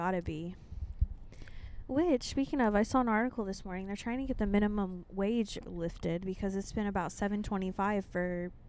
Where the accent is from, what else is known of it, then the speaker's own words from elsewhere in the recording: the middle of the U.S., Midwest, United States; moved away; also born or lived in Texas; coming from, you know, the middle of the U.S.